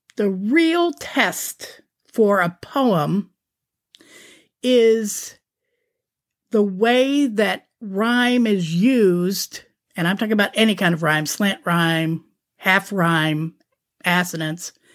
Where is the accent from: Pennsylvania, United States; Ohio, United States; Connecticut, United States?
Ohio, United States; Canfield; moved away; also born or lived in San Diego, California; my hometown's Canfield Fair